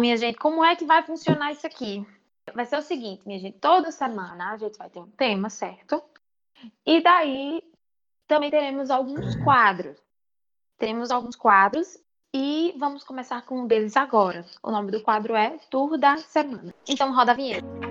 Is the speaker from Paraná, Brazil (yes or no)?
no; Paraíba, Brazil; eu sou da Paraíba